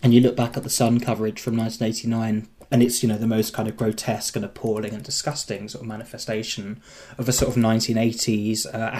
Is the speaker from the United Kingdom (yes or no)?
yes; Surrey, South East England, United Kingdom; I'm not from Norfolk, from Surrey